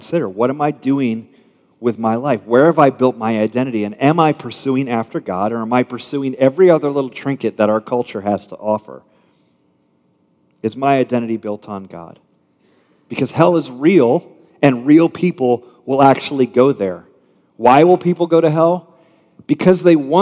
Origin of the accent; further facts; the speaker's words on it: United States; I'm American middle class